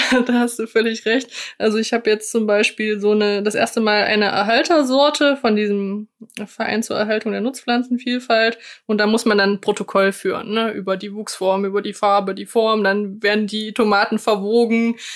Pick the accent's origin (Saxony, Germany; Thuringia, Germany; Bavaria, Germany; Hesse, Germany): Thuringia, Germany; Erfurt; ich komme ja aus Erfurt und Erfurt ist eine alte Gartenbaustadt